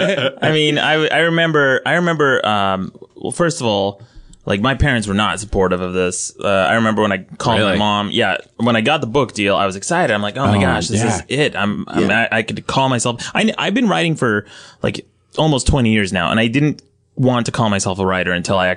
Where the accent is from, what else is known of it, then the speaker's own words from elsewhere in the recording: Utah, United States; My dad's Mormon, so, you know, I'm from Utah.